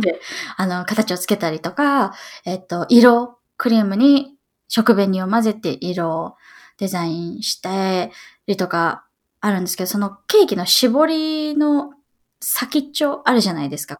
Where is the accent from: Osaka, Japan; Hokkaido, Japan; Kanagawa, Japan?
Kanagawa, Japan; Yokosuka; moved away as an adult; also born or lived in New York, United States; now in Seattle, United States; 横須賀で、地元が横須賀です。